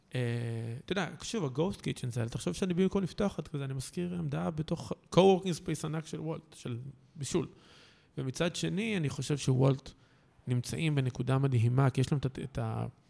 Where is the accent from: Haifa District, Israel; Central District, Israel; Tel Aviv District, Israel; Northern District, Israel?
Central District, Israel; Kfar Saba; כפר סבא, אני כאילו מכפר סבא במקור